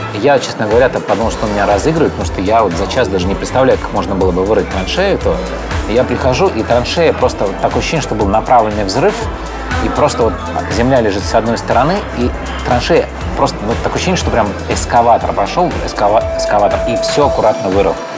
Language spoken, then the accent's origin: Russian; Odesa, Odesa Oblast, Ukraine; moved away; я сам одессит